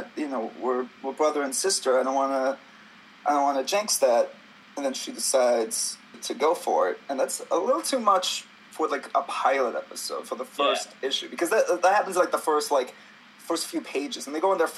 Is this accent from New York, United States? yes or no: yes; New York, United States; I'm someone who's from New York, I'm a New Yorker